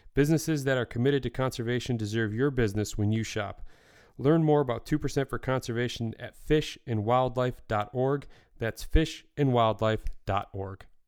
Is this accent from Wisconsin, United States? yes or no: no; Michigan, United States; I'm from Michigan